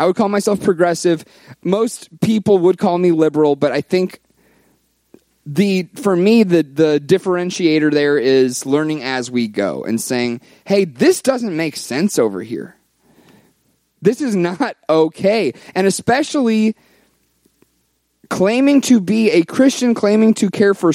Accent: the South, United States; I was raised in the South.

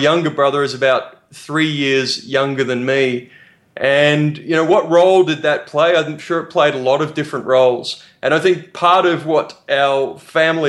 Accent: Australia; I'm from Australia. My parents are English immigrants who moved to Australia in the 60s

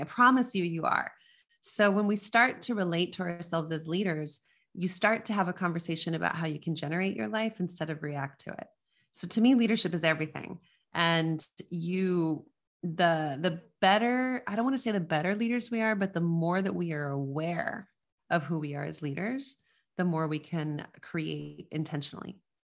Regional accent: Las Cruces, New Mexico, United States; moved away; I grew up in Las Cruces, New Mexico, which is on the border near El Paso, Texas.

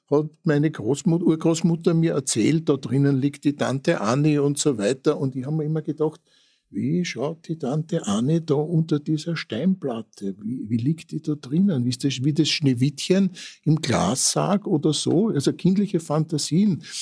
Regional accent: Vienna, Austria; Ich habe, wie ich mich schon geoutet habe, am Ippenplatz im 16. Bezirk gelebt. Und äh, da gab es so Standeln vor meiner Wohnung da. Ich habe im ersten Stock gewohnt.

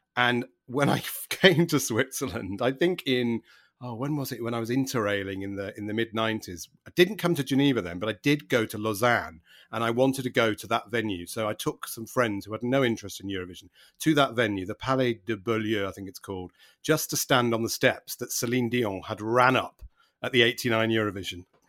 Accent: Manchester, North West England, United Kingdom; moved away; I grew up in Manchester

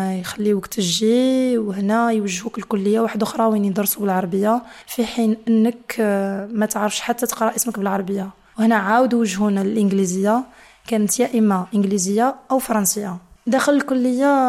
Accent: Niamey, Niger; moved away as an adult; now in Biskra, Algeria; كبرت في حي اسمه بوكوكي

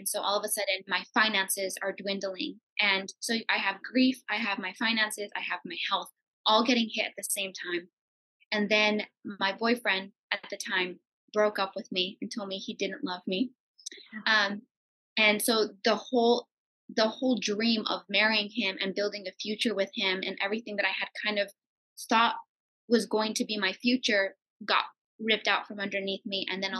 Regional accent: California, United States; And I wasn't equipped for that. I came from California.

